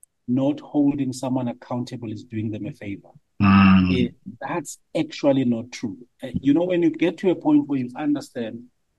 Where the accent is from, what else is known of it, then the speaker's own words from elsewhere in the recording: Francistown, Botswana; So we grew up in Francistown, Botswana.